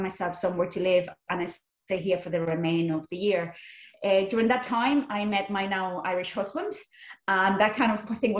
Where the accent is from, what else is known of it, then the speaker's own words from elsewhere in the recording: Barcelona, Catalonia, Spain; first language Spanish or Catalan; English is a second language; moved away as an adult; now in Ireland; Well, so I'm not Irish. Obviously, I'm sure people will know by the accent. I'm from Spain. I'm from Barcelona. So I was born and reared over there. And at the age of 18, I had the mental idea of moving over to Ireland.